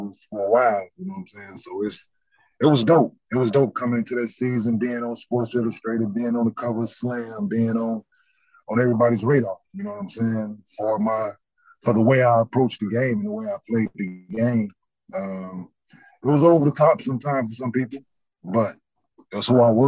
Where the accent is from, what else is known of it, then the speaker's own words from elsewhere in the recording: Dallas, Texas, United States; also born or lived in Michigan; growing up in Dallas and playing at the Rec Center